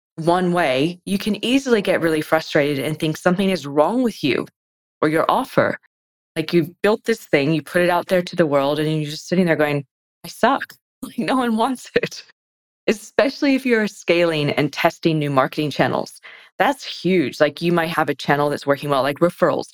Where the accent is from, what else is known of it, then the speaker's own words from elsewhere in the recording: United States; moved away as an adult; now in Australia; I guess I'm American, but I've been in Australia since 2003.